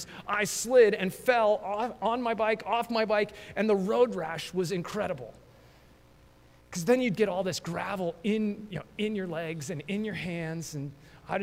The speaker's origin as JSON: {"language": "English", "region": "Colorado", "country": "United States", "tie": "born or raised there", "said": "growing up in Colorado"}